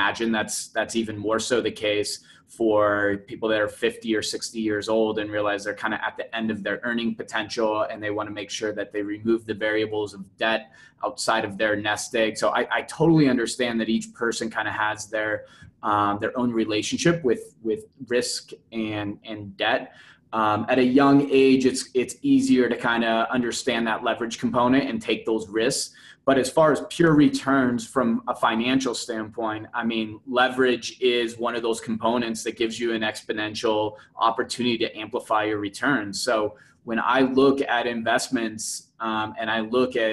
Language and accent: English; Denver, Colorado, United States; also born or lived in Scottsdale / Phoenix; I'm from Denver